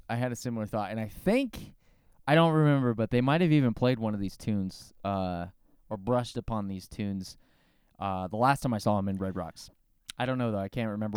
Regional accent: Florida, United States; I'm from Florida, the South of the South

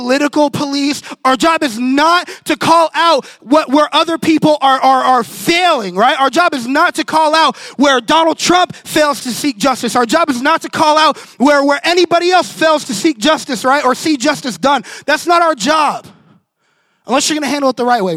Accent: Orlando, Florida, United States; moved away; I'm from Orlando, and our church is actually like 2 miles from Pulse nightclub

